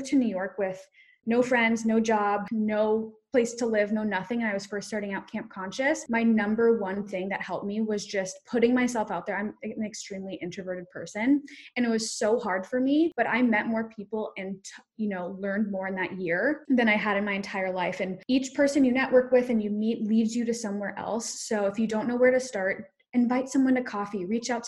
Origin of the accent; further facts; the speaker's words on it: South Africa; I'm South African. I was born in South Africa. My whole family is